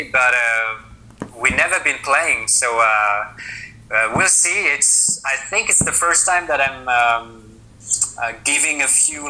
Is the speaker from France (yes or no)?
yes; France; moved away as an adult; now in Sweden; we are from France, but I moved away like 7 years ago, and now I live in Sweden.